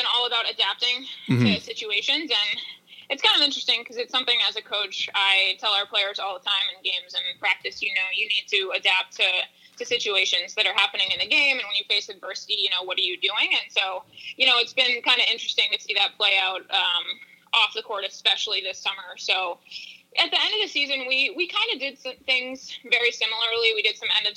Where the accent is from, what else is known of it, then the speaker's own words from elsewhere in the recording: Bath, Maine, United States; moved away; I grew up in Bath, like, it's 45 minutes north of Portland, right off of Route 1